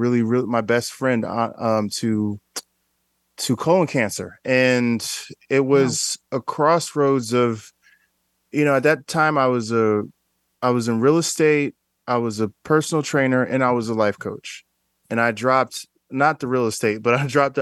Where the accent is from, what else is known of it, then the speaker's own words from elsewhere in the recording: Newark, New Jersey, United States; I'm originally from Newark, New Jersey